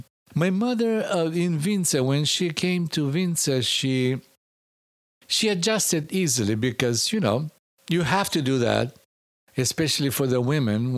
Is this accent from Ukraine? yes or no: no; Skopje, North Macedonia; also born or lived in a village near Kumanovo; I do say I was born in a village, but I grew up in Skopje.